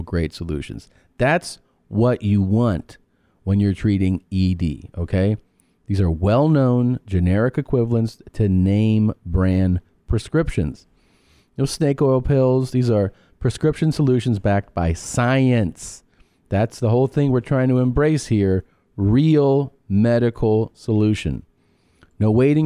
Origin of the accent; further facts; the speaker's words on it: Miami, Florida, United States; moved away; It's Miami. They're really crazy down there. At least they were when I was growing up.